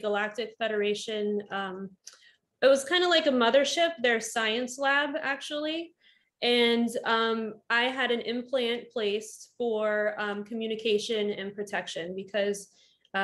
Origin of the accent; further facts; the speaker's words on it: Northern Virginia, United States; moved away as an adult; also born or lived in Florida; I grew up in Northern Virginia, and I went to college in Florida, nursing